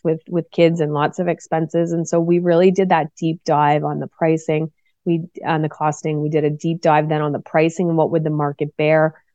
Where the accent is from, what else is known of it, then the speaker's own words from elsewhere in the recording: Cole Harbour, Nova Scotia, Canada; I grew up in Cole Harbor, Nova Scotia, which is on the east coast of Canada